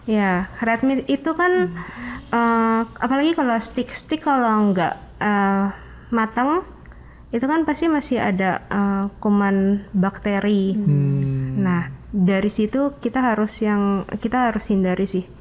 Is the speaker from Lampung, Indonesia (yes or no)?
yes; Lampung, Indonesia; moved away; aku dari Lampung